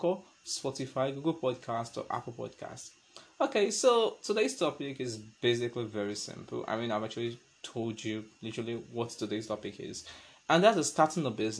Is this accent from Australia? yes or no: no; Nigeria; I'm a Nigerian